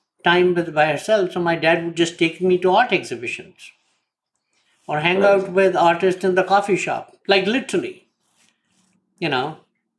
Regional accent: India; moved away as an adult; now in United States; I lived my first 30 years in India

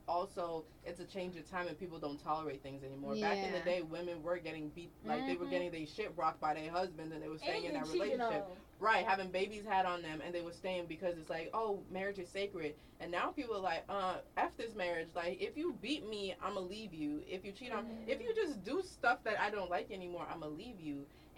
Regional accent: Chicago, Illinois, United States; I went to school in Chicago my whole life

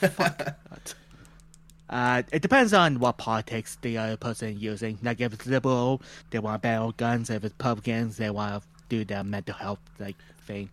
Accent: Canada; we're Canadian

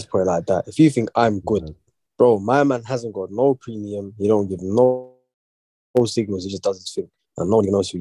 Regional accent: London, United Kingdom; East. I can't say exactly where, but East London still

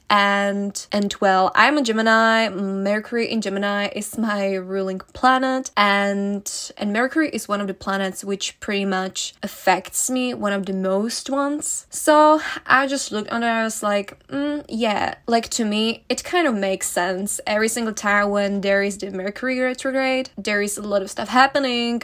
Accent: Czechia; moved away; I'm gonna go back to my home country, uh, to the Czech Republic

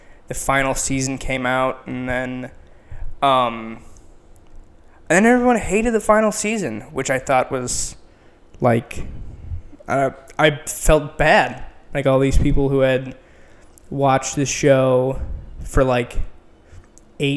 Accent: Edina, Minnesota, United States; moved away as an adult; now in Chicago, United States; I am from Edina, Minnesota

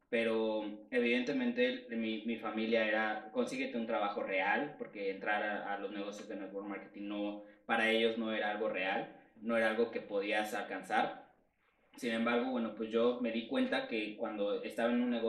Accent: Mexico City, Mexico; tengo 27 años, soy de aquí de la Ciudad de México.

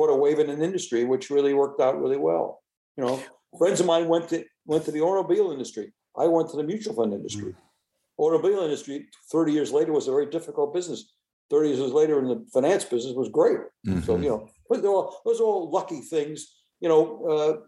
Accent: United States; I was born in the United States

